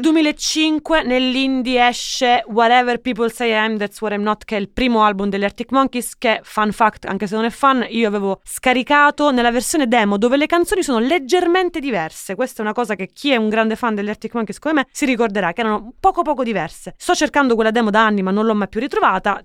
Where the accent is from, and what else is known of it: Catania, Sicily, Italy; born or raised there